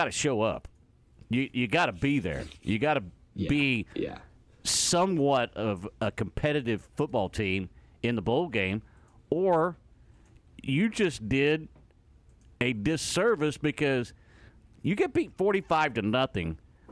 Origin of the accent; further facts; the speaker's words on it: Texas, United States; we're from Texas